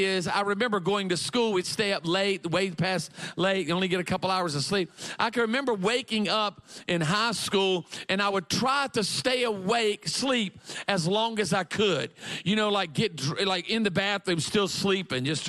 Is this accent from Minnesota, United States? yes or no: no; Myrtle Beach, South Carolina, United States; I grew up in a community in South Carolina called Myrtle Beach, South Carolina